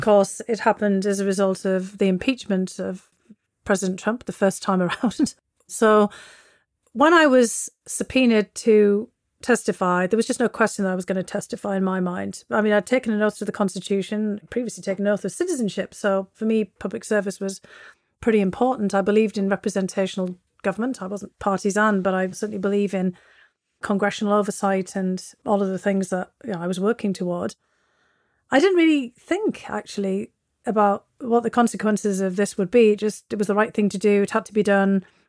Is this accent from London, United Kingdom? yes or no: no; Bishop Auckland, North East England, United Kingdom; moved away as an adult; also born or lived in Russia; now in United States; my hometown of Bishop Auckland